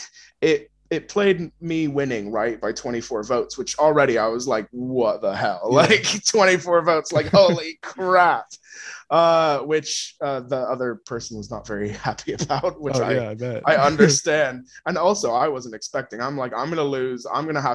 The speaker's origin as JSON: {"language": "English", "region": "Washington", "country": "United States", "moved": "as an adult", "lives_now": "United Kingdom", "said": "I just love Washington so much. Like, miss my car, miss my friends, miss the mountains"}